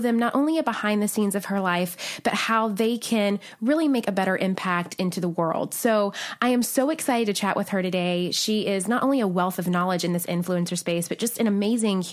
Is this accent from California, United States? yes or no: no; Nashville, Tennessee, United States; my hometown of Nashville, Tennessee